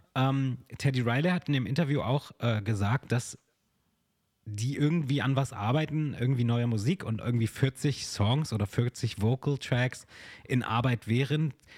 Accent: Germany; bei uns in Deutschland

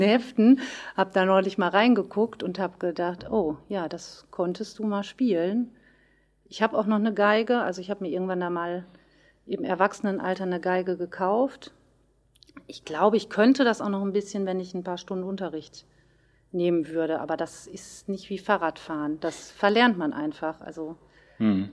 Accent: Löhne, North Rhine-Westphalia, Germany; Musikschule in Löhne wo ich herkomme

